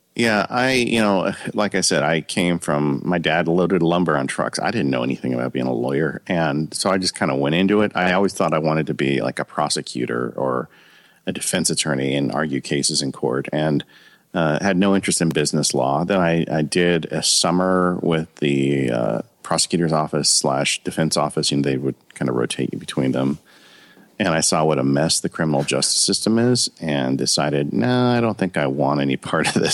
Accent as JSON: {"language": "English", "town": "Ontario", "region": "California", "country": "United States", "tie": "born or raised there", "said": "I grew up in Ontario, California, which is um, a suburb um, about 30, 40 miles east of Los Angeles."}